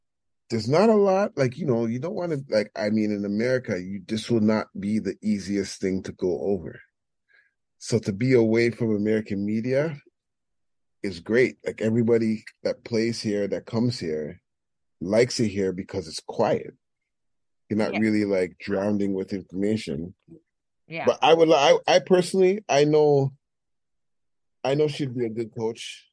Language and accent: English; Toronto, Ontario, Canada; I'm from Toronto.